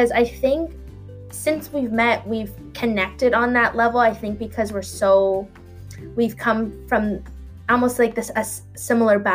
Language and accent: English; Thunder Bay, Ontario, Canada; moved away as an adult; now in Toronto, Canada; I grew up in Thunder Bay and went to high school